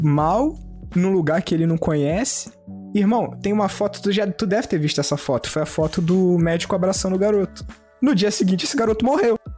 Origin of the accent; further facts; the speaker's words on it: Rio de Janeiro, Brazil; a gente é carioca ferrado.